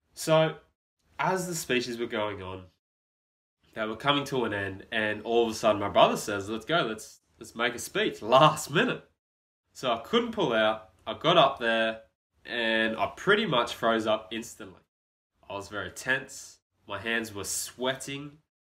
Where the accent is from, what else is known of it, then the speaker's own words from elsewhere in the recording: Brisbane, Queensland, Australia; born and raised in Brisbane, Australia